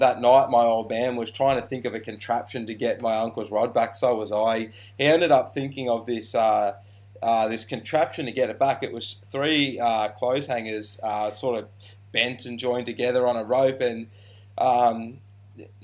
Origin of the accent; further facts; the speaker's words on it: Shepparton, Victoria, Australia; I'm from Shepparton, Victoria. I grew up in Shep as a teenager